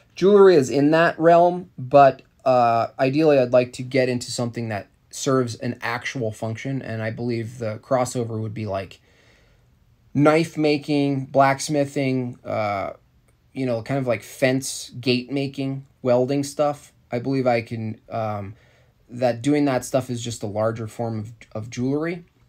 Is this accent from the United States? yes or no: yes; New York, United States; I'm from New York State